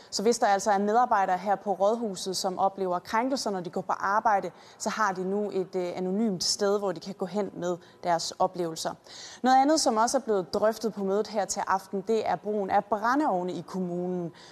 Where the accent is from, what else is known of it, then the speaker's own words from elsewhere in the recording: Copenhagen, Capital Region of Denmark, Denmark; Men jeg er også københavner med stort K, og jeg føler på mange måder, at jeg har været med til at præge udviklingen i København i de senere år